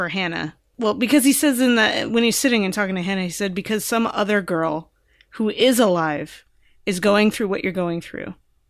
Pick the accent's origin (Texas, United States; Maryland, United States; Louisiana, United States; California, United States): California, United States; the show is set in California and I'm from California and I know the laws about mandated reporting.